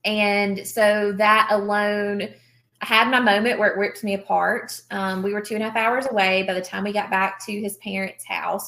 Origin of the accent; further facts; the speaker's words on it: the South, United States; again, we're from the South, right?